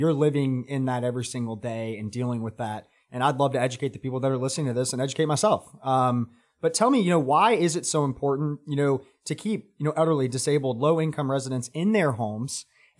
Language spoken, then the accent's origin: English; Atlanta, Georgia, United States; I came from Atlanta. It's a lot more dirty in Atlanta than it is in Charlotte.